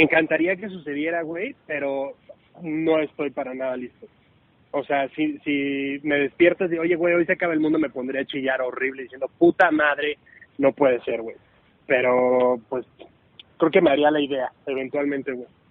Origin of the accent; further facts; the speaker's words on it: Puebla, Mexico; a mí me encanta decir que soy de Puebla, me encanta decir de dónde vengo